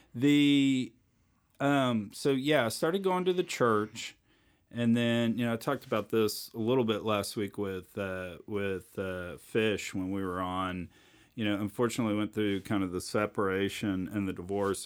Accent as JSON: {"language": "English", "town": "Richmond", "region": "Texas", "country": "United States", "tie": "born or raised there", "moved": "as an adult", "lives_now": "Houston, United States", "said": "I grew up out in Richmond"}